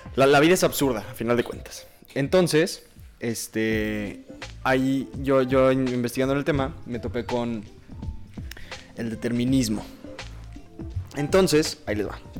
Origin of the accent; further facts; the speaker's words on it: Mexico; first language Spanish; yo hablo español porque nací en México y no hablo alemán porque no nací en Alemania